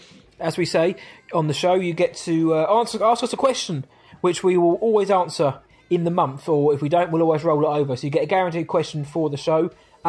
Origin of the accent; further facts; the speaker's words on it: England, United Kingdom; we're English.